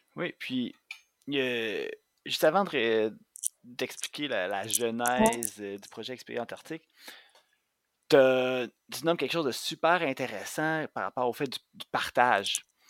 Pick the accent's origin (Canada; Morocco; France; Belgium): Canada; Montérégie, Quebec; moi, j'ai grandi en Montérégie euh, à la frontière entre la banlieue et les zones agricoles